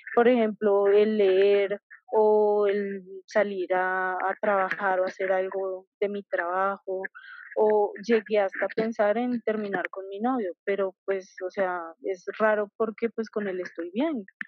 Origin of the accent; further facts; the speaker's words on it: Colombia; yo soy de Colombia